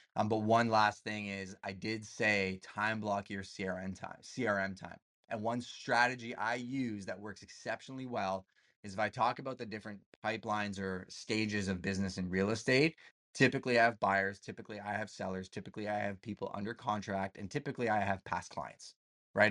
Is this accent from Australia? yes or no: no; Canada; I'm Canadian